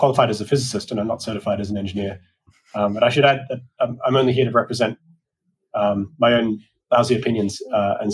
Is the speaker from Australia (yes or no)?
yes; Australia; moved away as an adult; now in United States; as an Australian